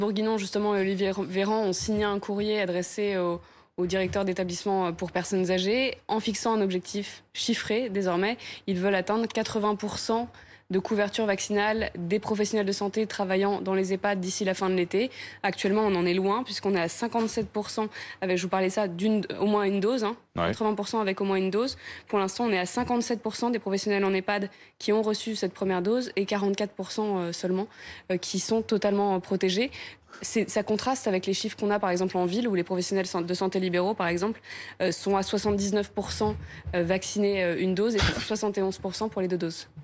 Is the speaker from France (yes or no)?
yes; France; chez nous en France